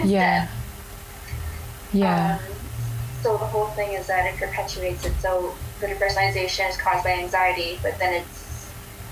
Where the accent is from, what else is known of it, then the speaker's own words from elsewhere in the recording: Springfield, United States; I grew up in Springfield. I went to Springfield public schools until fourth grade